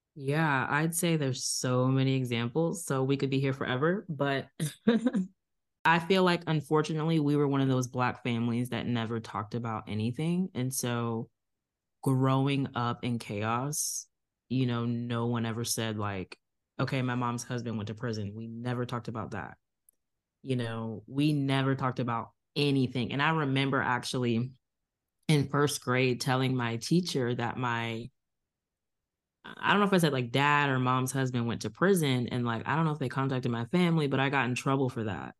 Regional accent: Virginia Beach, Virginia, United States; also born or lived in Tulsa, Oklahoma; I was born in Tulsa, Oklahoma, but I grew up in Virginia Beach

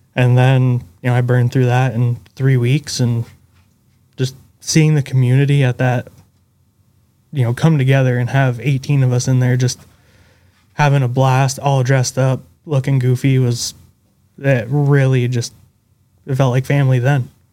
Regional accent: Northern Vermont, United States; Vermont, Northern Vermont.

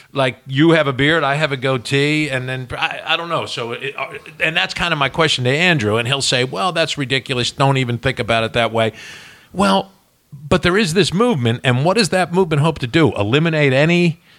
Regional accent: Ireland; I'm an Irishman. I can embellish and bullshit.

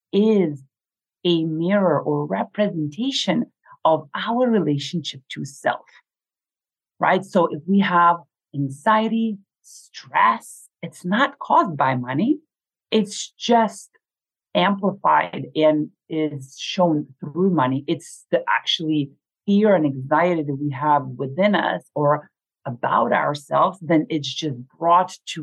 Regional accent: Lithuania; moved away as an adult; growing up in Lithuania at the age of 8 or 9 when we were in the Soviet Union, we never had that much

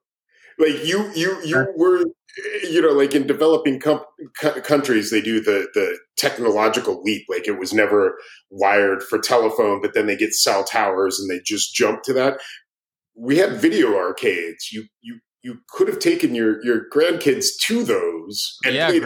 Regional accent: Page, Arizona, United States; also born or lived in Phoenix, Arizona; I grew up in Arizona. I was born in Phoenix, but where I grew up is 9 miles from the southern Utah border.

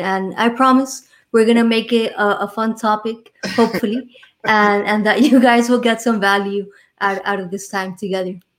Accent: Miami, Florida, United States; accent: Miami; I was born and raised here in Miami, Florida

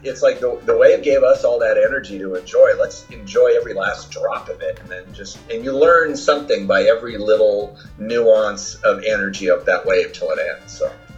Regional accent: Newport Beach, California, United States; also born or lived in Germany / Alhambra, California / Irvine, California; now in Santa Cruz, United States; live in Santa Cruz, California at Pleasure Point, originally from Newport. I learned how to surf at Blackie's

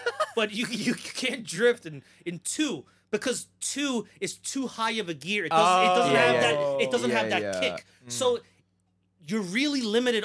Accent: New York City, New York, United States; moved away as an adult; now in New Jersey, United States; I was born and raised in Brooklyn

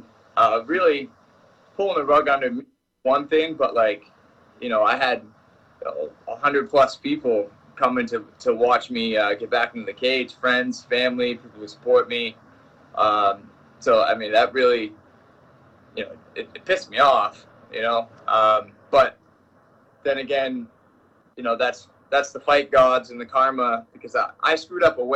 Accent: Maine, United States; that level of coaching literally in like my hometown

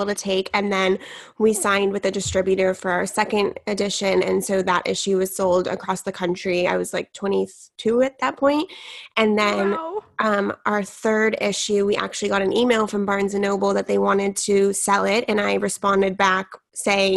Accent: San Diego, California, United States; I grew up in San Diego, California

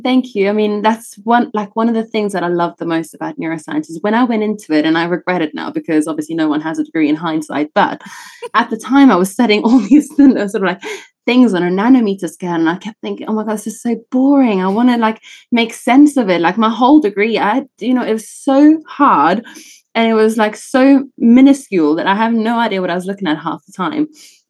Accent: South Africa; accent: British South African; also born or lived in Italy / England; now in United Kingdom; So I was actually born in Italy and then I grew up in South Africa.

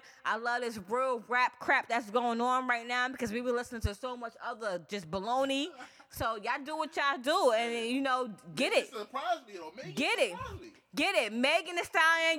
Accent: New York City, New York, United States; I'm from Far Rock, Queens. I'm from Southside, Jamaica, Queens, 131 Rockaway Boulevard

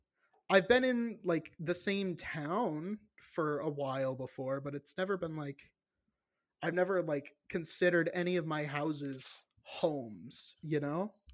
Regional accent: Virginia, United States; I say, oh, I'm from Virginia. And they're like, oh, so you're still there? I'm like, no, I'm in Illinois now.

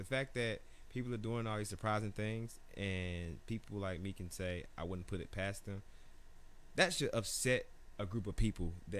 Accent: Atlanta, Georgia, United States; So I grew up in Atlanta. Like, most of my high school was black.

